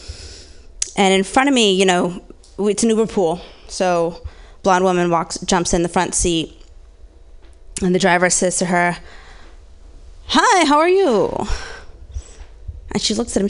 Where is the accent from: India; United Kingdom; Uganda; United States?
United States; Orange County, Southern California; I grew up in Orange County, Southern California, mixed girl